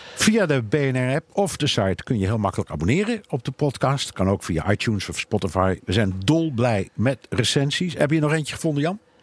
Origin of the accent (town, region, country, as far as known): Netherlands; moved away as an adult; now in New York, United States